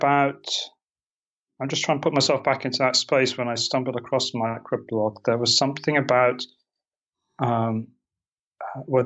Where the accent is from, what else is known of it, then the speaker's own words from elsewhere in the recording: United Kingdom; moved away as an adult; also born or lived in Portland, United States; now in Maui, United States; You can probably hear from my accent. That's not where I'm originally from. I'm originally from Britain.